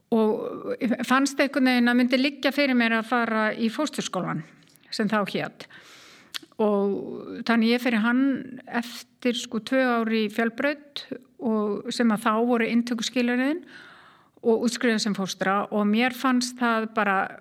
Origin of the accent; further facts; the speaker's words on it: Keflavík, Southern Peninsula, Iceland; moved away as an adult; also born or lived in Reykjavík / United States; Ég er keppleikingur og fóreldra mínir líka frá Keflavík